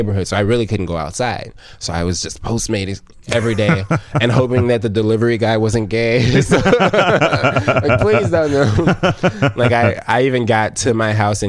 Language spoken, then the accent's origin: English; Chicago, Illinois, United States; I grew up on Inglewood, Chicago